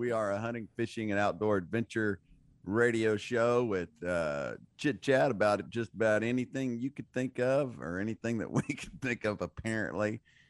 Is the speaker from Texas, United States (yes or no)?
yes; Texas, United States; we are Texas